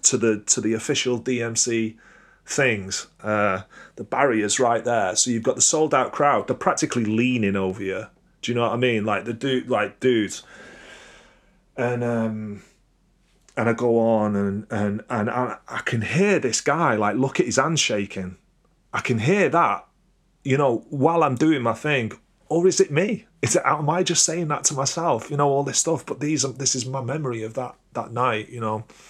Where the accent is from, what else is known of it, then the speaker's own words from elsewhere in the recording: Crewe, North West England, United Kingdom; I'm from Crewe. It's not, it's not the same, you know? It's like, I ain't grown up in Manchester